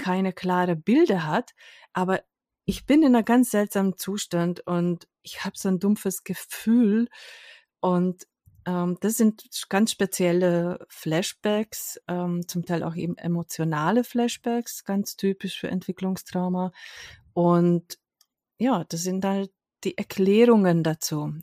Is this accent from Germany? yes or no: no; Hungary; moved away; ich komme ursprünglich aus Ungarn